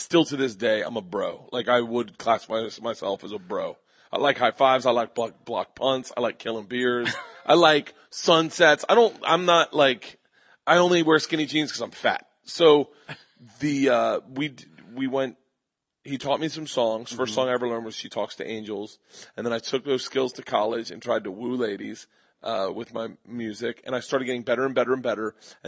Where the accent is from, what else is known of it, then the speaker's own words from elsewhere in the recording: Florida, United States; I'm from Florida.